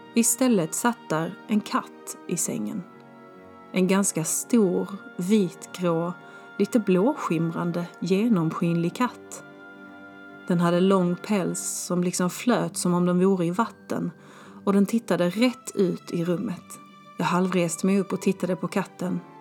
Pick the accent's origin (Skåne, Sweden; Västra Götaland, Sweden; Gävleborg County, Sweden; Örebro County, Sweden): Skåne, Sweden; moved away as an adult; also born or lived in Stockholm, Sweden / Malmö, Sweden / Germany; jag ska landa hemma i Skåne. Så jag lämnade min 19 kvadrat lägenhet på Zinkensdamm och flyttade pick och pack hem till mamma och pappa